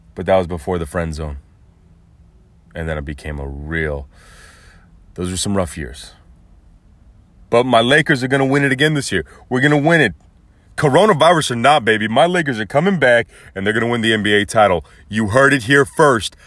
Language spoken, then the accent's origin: English; United States; I was raised to be the all-American boy